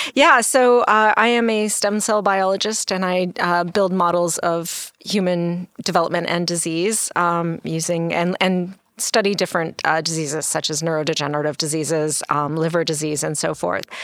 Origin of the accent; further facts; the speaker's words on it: Canada; now in United States; I'm actually Canadian.